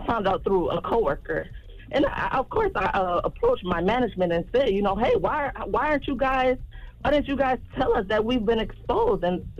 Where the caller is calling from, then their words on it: Detroit, Michigan, United States; I'm calling from Detroit, Michigan.